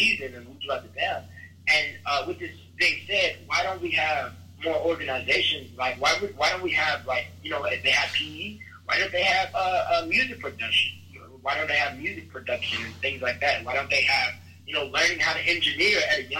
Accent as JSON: {"language": "English", "town": "Chicago", "region": "Illinois", "country": "United States", "tie": "born or raised there", "said": "I was raised around these places. I'm from South Side Chicago"}